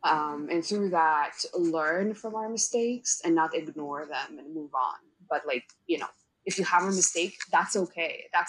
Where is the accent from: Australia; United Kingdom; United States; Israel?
Israel; moved away as an adult; now in Canada; that's why we moved to Canada from Israel, both me, my wife, and our dog, because I wanted to go and study film